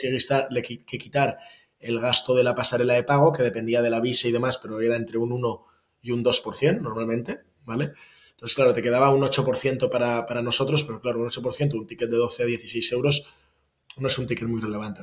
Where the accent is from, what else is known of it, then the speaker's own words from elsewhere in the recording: Barcelona, Catalonia, Spain; moved away as an adult; Yo vivo en Barcelona. Estuve unos años fuera, pero, pero desde el 2017 ya estoy de vuelta eh, en Barcelona, que es mi ciudad natal